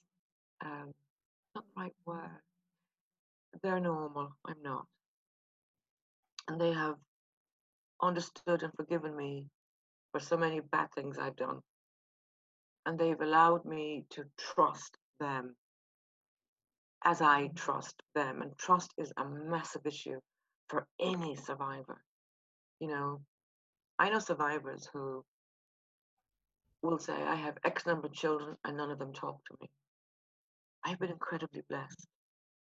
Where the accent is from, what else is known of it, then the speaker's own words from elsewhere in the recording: Kilkenny, Leinster, Ireland; accent: soft Irish; moved away as an adult; also born or lived in Belfast, Northern Ireland; now in London, United Kingdom; I was born in Belfast, raised in Kilkenny